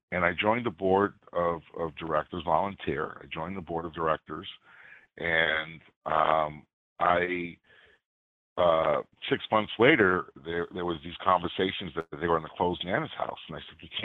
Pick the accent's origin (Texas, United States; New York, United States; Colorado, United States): New York, United States; New York City; moved away as an adult; also born or lived in Queens, New York / Poughkeepsie, New York / Dutchess County, New York; now in Sullivan County, United States; I grew up in Brooklyn, New York, and ended up moving to Queens